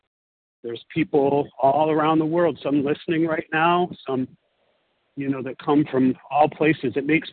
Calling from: Italy; I'm calling from Italy

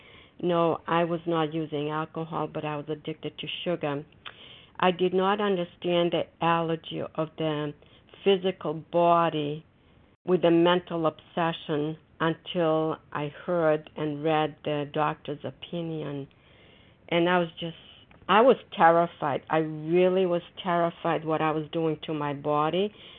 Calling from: Foxborough, Massachusetts, United States; I'm calling from Foxborough, Massachusetts.

